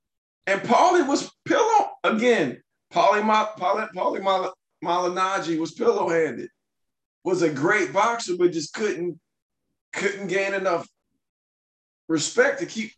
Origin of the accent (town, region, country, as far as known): Mississippi, United States; born or raised there